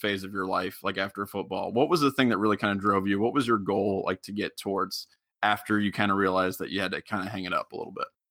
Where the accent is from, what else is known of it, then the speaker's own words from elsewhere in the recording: Middletown, Ohio, United States; moved away; I'm from originally from Middletown down near Cincinnati